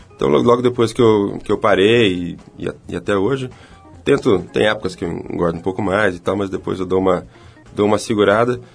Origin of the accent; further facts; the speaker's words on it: Ribeirão Preto, São Paulo, Brazil; ele se transferiu para Ribeirão Preto, que foi onde eu nasci